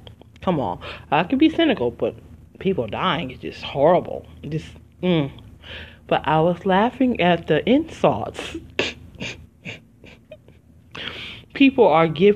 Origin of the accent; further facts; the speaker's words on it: Detroit, Michigan, United States; moved away; also born or lived in Philadelphia, Pennsylvania; I'm originally from Detroit, Michigan, but I have not lived there in 20 years